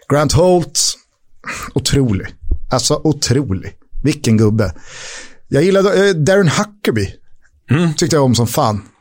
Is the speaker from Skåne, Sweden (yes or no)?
no; Täby, Stockholm County, Sweden; jag kommer från Täby.